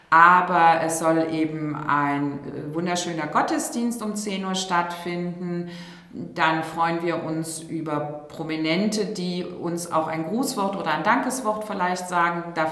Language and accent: German; Rhineland, Germany; Und da bin ich auch Rheinländerin. Et kütt wird kütt und ist immer noch Jotinjangen.